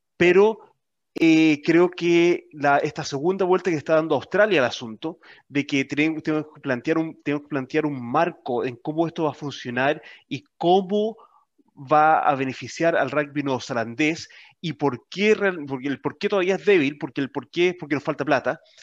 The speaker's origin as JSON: {"language": "Spanish", "country": "Chile", "said": "como chilenos"}